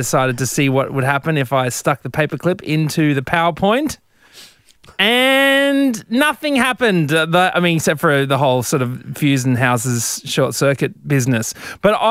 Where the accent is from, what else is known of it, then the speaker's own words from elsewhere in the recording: Brisbane, Queensland, Australia; I'm from Brizzy